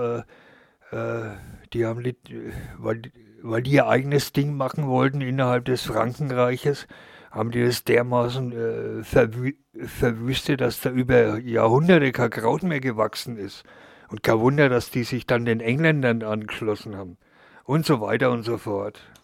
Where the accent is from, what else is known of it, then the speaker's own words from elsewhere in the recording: Germany; Und ich als Deutscher